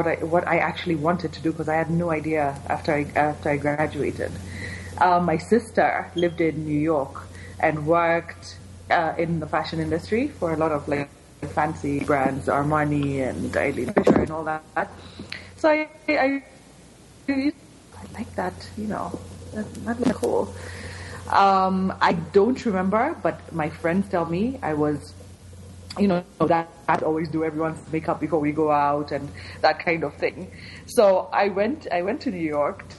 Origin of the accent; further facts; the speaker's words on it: Kenya; moved away as an adult; also born or lived in San Diego, United States / California, United States; I am born and raised in Kenya. Did all my schooling here.